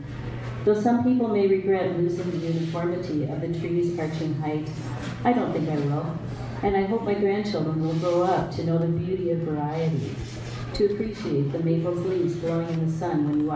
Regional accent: St. Paul, Minnesota, United States; where I am is St. Paul.

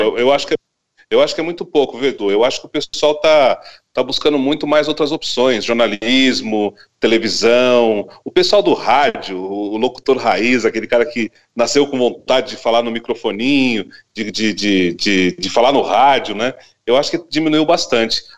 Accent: São Paulo, Brazil; now in São Gonçalo do Sapucaí, Brazil; Eu nasci em São, eu nasci em São Paulo, São Paulo. E, e, minha família toda é de São Paulo

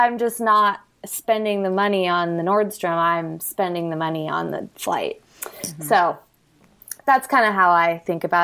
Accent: Twin Falls, Idaho, United States; I grew up in Twin Falls, Idaho

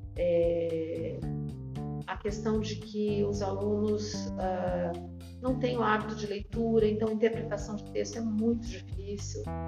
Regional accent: Brazil; eu sou brasileira

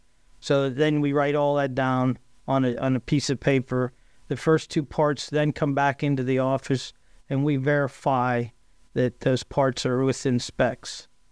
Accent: Johnstown, Pennsylvania, United States; I grew up in Johnstown. Actually, I lived out in the country by the North Fork Dam.

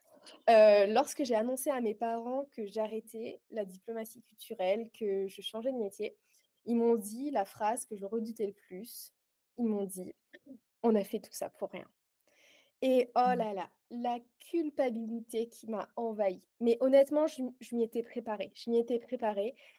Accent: Aix-en-Provence, Provence-Alpes-Côte d'Azur, France; moved away as an adult; now in Guernsey; je suis originaire d'Aix-en-Provence, mais j'ai déménagé il y a un mois sur la petite île de Guernesey.

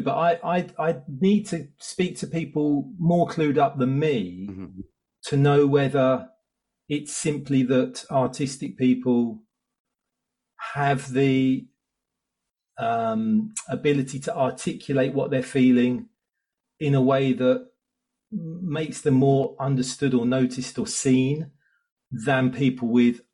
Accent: Southeast Essex, East of England, United Kingdom; I grew up in Southeast Essex with one brother

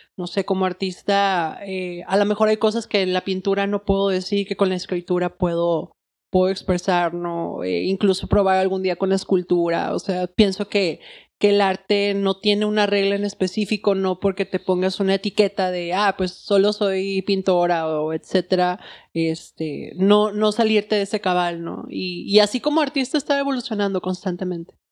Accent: Monterrey, Nuevo León, Mexico; soy artista de Monterrey

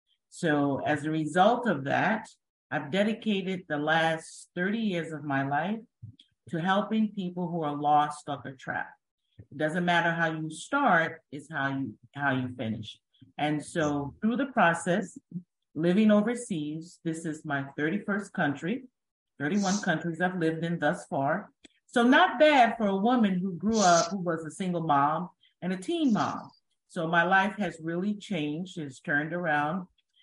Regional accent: Great Neck, New York, United States; also born or lived in Germany; Well, number one, I'm from America, New York, but I was born in Germany. So I was by default, and my DNA has predestined me to be a traveler. So that's number one. I grew up in Long Island, Great Neck.

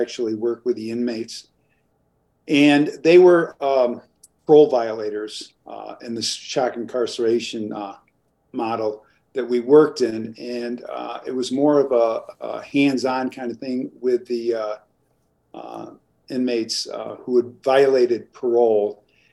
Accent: New York, United States; I come from New York. I was born into a large family of seven kids

